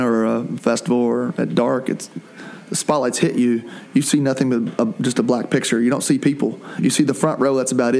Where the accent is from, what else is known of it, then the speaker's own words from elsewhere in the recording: Taylorsville, United States; moved away; growing up in Taylorsville.